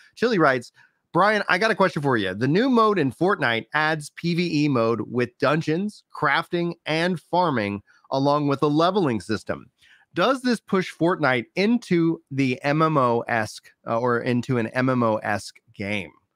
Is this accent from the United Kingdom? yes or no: no; United States; I'm American